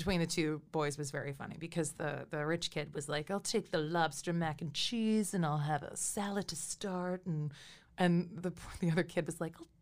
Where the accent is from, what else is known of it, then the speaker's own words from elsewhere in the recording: Massachusetts, United States; moved away; when I first started waiting tables in Massachusetts in my hometown